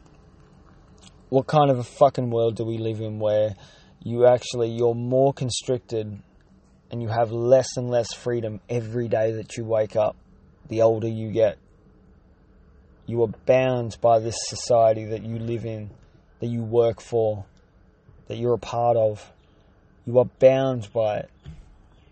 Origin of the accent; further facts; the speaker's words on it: Australia; I'm an Aussie battler that turns over less than $34,000 a year